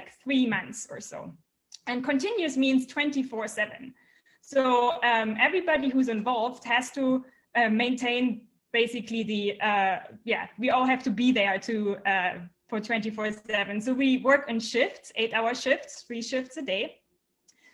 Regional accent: Germany; I'm from Germany

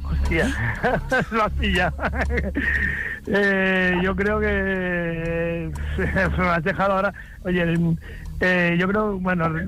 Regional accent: Esplugues de Llobregat, Catalonia, Spain; Bueno, desde aquí de, yo soy de Esplugas también, o sea, no

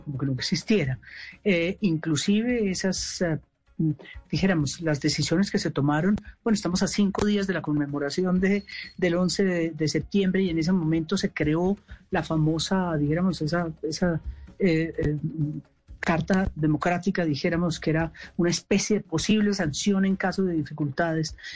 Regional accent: Colombia

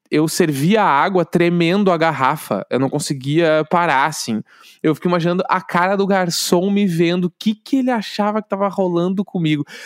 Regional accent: Brazil; Os caras têm que pegar meu passaporte, eu sou brasileiro do nada.

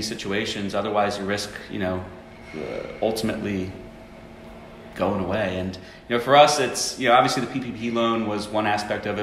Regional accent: Doylestown, Pennsylvania, United States; I grew up in Doylestown.

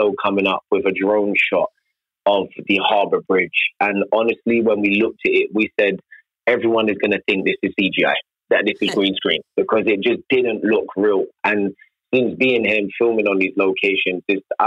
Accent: United Kingdom; accent: British

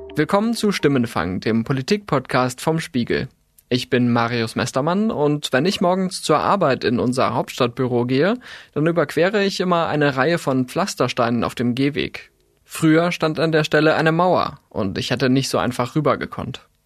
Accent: West Germany, Germany; Sie und ich, wir sind im sogenannten Westen aufgewachsen, im wiedervereinigten Deutschland.

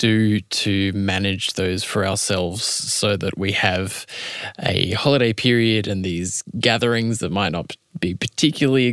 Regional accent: Adelaide, South Australia, Australia; moved away; I was back in my hometown of Adelaide

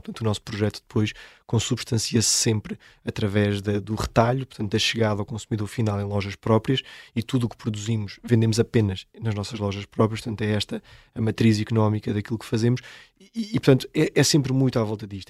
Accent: Seia, Centro, Portugal; Nós por acaso até somos oriundos da Serra da Estrela, de Ceia, foi que começou a nossa história económica com o Museu do Pão, porque somos de lá

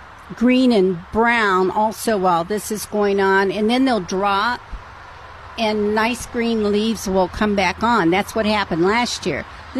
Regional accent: Illinois, United States

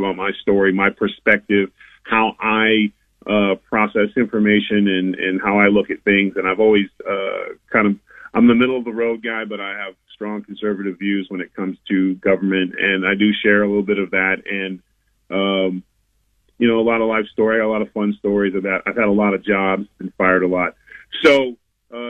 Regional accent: Mandeville, Louisiana, United States; my hometown, I live in Mandeville, just outside of New Orleans.

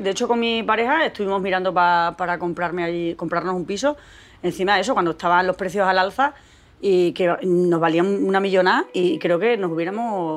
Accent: Pinofranqueado, Extremadura, Spain; moved away as an adult; also born or lived in Madrid; soy de Pino Franqueado, soy de las Urdes

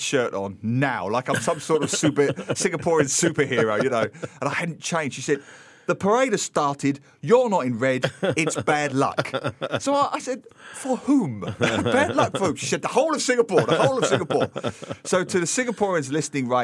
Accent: England, United Kingdom; growing up in England

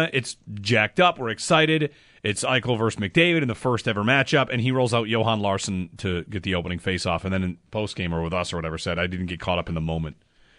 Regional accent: New York, United States; now in Western New York; I mean, I'm from Central New York, and we live in Western New York.

